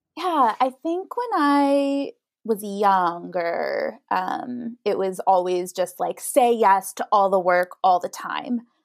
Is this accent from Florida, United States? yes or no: no; Idaho, United States; moved away as an adult; now in New York, United States; I'm from Idaho originally